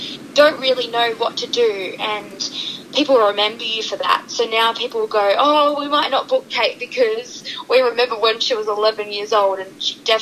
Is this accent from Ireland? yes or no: no; Western Australia, Australia